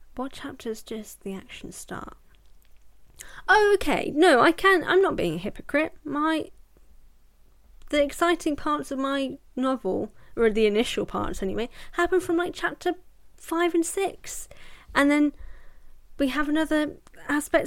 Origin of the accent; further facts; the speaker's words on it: United Kingdom; I'm British.